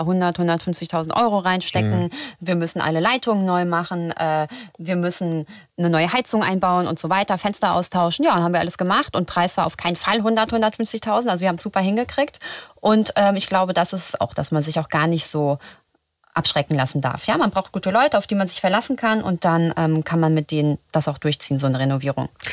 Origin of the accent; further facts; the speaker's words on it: Frankfurt, Hesse, Germany; now in Berlin, Germany; ich komme aus Frankfurt